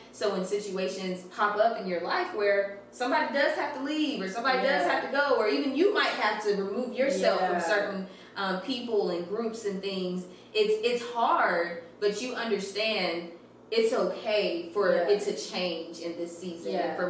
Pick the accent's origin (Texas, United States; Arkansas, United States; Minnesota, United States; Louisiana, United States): Texas, United States; Fairfield; born or raised there; moved away as an adult; also born or lived in Oklahoma